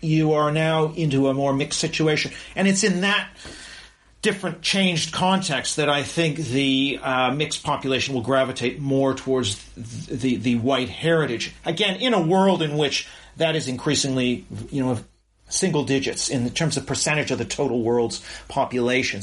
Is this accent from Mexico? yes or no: no; Canada; as a Canadian